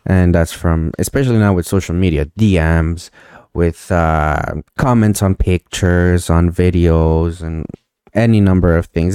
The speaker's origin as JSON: {"language": "English", "town": "Montreal", "region": "Quebec", "country": "Canada", "said": "I'm from Montreal"}